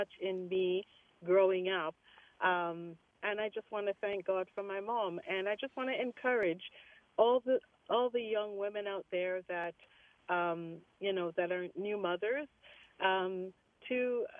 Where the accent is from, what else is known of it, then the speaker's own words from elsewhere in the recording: Jamaica; my mom was active in the Baptist church where we grew up in Jamaica, in the country.